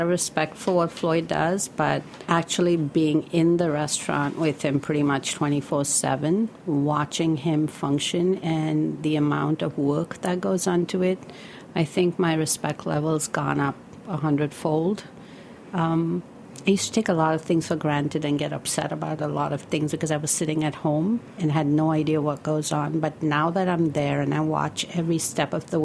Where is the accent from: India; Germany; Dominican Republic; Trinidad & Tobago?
India; moved away as an adult; now in New York, United States; somebody that was growing up in India in this business